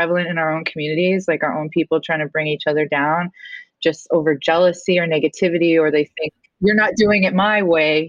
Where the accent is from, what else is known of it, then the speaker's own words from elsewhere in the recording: Enoch Cree Nation, Alberta, Canada; now in Florida, United States; I am from Treaty 6 Territory. I'm from the Enoch Cree Nation in Alberta.